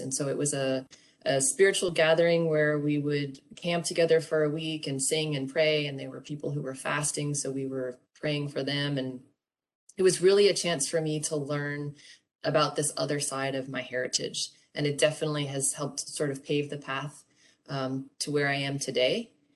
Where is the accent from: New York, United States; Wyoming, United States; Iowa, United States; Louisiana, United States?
Louisiana, United States; New Orleans; now in New Hampshire, United States; I grew up in New Orleans and um, currently live in New Hampshire